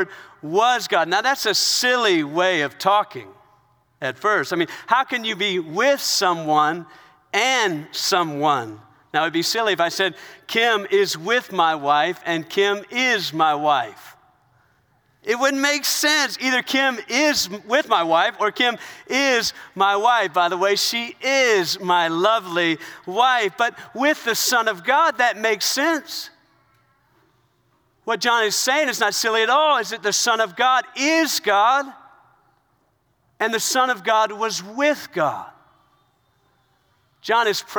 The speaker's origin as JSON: {"language": "English", "region": "South Carolina", "country": "United States", "tie": "born or raised there", "said": "I was raised in South Carolina. I was raised in the South"}